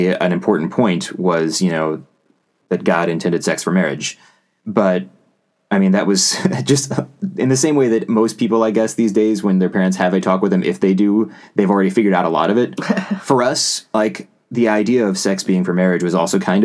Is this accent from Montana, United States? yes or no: no; West Virginia, United States; I grew up in West Virginia